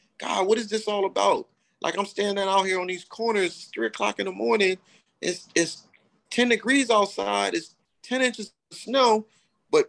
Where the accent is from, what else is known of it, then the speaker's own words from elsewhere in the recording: Camden, New Jersey, United States; I'm from Jersey. Originally from Jersey